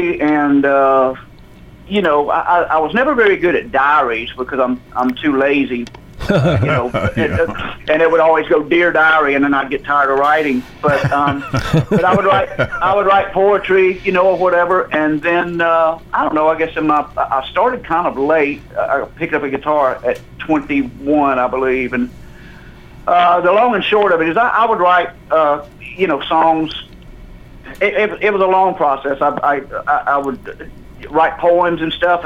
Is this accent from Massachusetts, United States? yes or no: no; Jackson, Mississippi, United States; moved away as an adult; now in Nashville, United States; I grew up in Jackson, Mississippi.